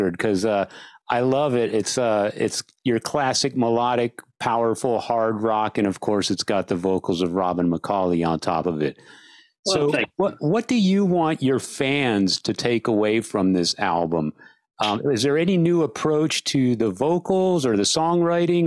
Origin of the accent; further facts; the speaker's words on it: San Antonio, Texas, United States; Growing up in San Antonio